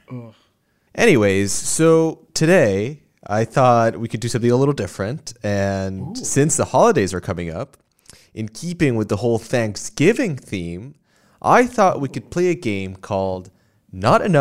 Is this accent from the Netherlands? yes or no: no; Puerto Rico; moved away as an adult; I grew up in Puerto Rico and I lived there till I was 18 and then I moved here. And in Puerto Rico, we don't have daylight savings time.